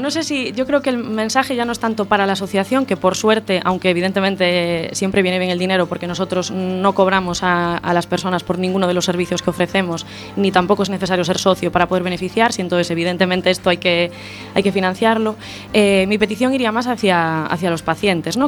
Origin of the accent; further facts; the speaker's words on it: Santiago de Compostela, Galicia, Spain; moved away as an adult; now in A Coruña, Spain; yo soy de Santiago